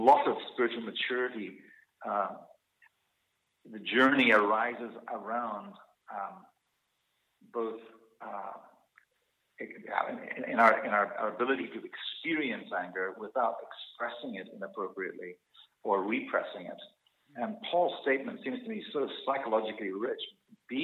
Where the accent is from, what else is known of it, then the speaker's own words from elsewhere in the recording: Zimbabwe; moved away as an adult; also born or lived in South Africa / Scotland; now in Canada; I grew up in Rhodesia, which is now Zimbabwe, and then I went to university in South Africa, where there was apartheid.